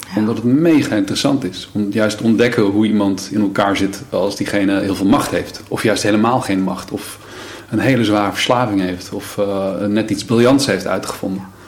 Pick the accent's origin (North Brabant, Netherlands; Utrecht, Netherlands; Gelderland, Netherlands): Gelderland, Netherlands; Brummen; moved away as an adult; also born or lived in Emmeloord / Lelystad; daarna zijn we verhuisd naar Brummen. Brummen ligt bij Apeldoorn.